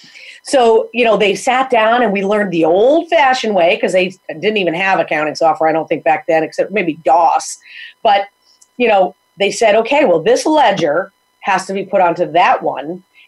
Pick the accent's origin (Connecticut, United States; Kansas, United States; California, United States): Connecticut, United States; Chaplin; now in Windham, United States; Itty bitty. Fine with me. Love it. Never leave, probably. I live in Windham now, which is about 3 miles from there.